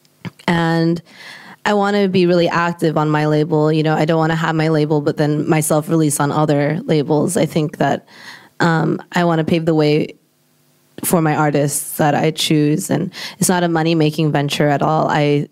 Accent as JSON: {"language": "English", "country": "United States", "said": "I'm Asian American"}